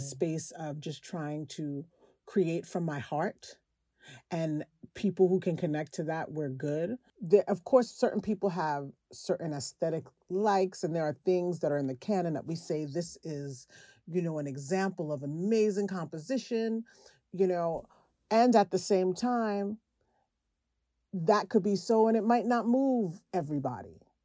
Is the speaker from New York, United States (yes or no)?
yes; New York City, New York, United States; I am from Brooklyn